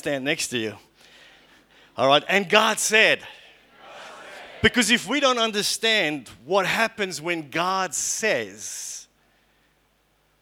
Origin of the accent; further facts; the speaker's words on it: Port Elizabeth, Eastern Cape, South Africa; I was born in Port Elizabeth in South Africa in 1967